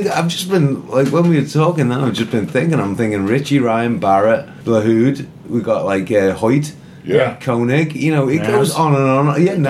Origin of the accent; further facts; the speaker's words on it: Liverpool, North West England, United Kingdom; now in Ohio, United States; I'm from Liverpool